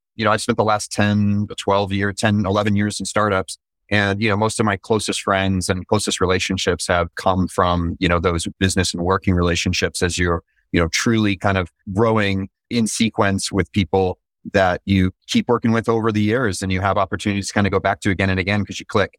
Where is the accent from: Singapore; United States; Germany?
United States; Utah; also born or lived in San Francisco; now in Orange County, United States; I'm originally from Utah